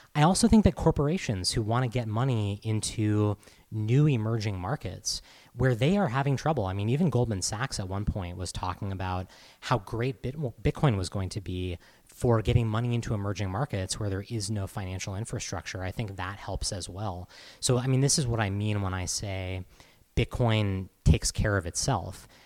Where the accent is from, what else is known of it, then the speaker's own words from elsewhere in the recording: Massachusetts, United States; moved away; I'm from Massachusetts originally